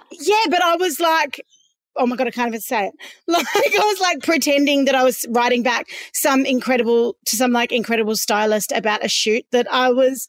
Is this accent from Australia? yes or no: yes; Perth, Western Australia, Australia; I grew up in Swanbourne